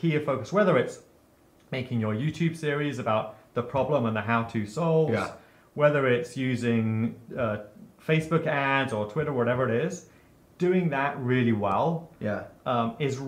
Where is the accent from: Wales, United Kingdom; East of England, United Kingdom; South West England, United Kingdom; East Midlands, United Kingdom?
East of England, United Kingdom; Cambridge; moved away; also born or lived in Silicon Valley; I grew up in Cambridge, England